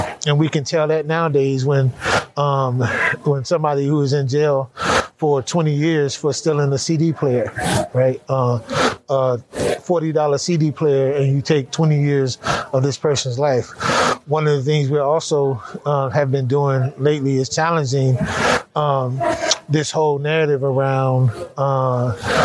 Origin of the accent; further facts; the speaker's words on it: California, United States; I grew up in California, gangbanging in that whole world